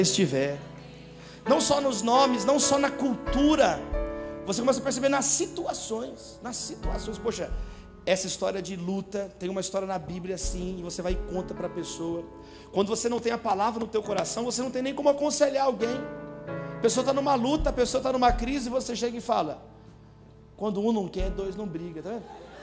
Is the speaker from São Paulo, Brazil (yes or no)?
yes; São Paulo, Brazil; sou lá de São Paulo